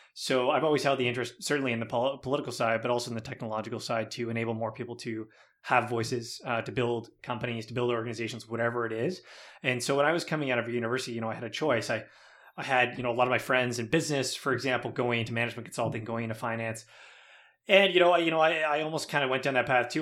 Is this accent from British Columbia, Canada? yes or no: no; Mississauga, Ontario, Canada; we grew up in Mississauga, my brothers